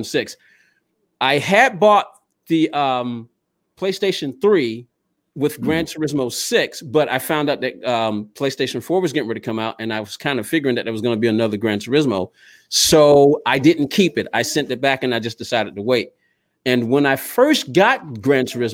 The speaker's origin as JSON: {"language": "English", "region": "Georgia", "country": "United States", "tie": "born or raised there", "said": "here in my hometown of Georgia"}